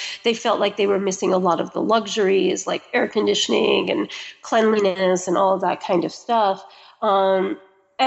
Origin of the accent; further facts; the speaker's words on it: United States; I'm American.